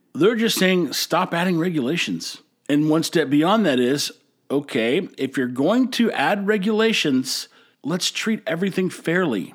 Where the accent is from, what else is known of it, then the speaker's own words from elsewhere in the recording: Texas, United States; now in Corpus Christi, United States; I hail from Texas. Actually, I've lived all over Texas, but right now I'm in Corpus Christi